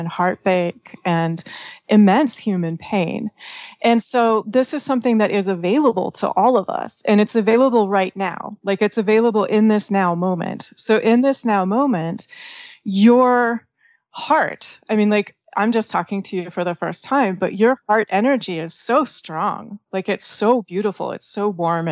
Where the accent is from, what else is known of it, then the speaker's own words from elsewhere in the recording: northeast Washington State, United States; I was born in Washington State and kind of like the northeast corner of the state.